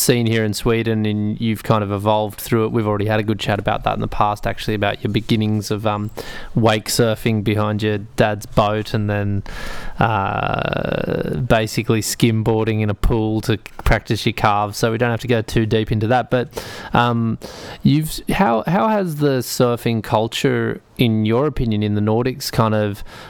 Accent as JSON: {"language": "English", "country": "Australia", "moved": "yes", "said": "I'm from Australia"}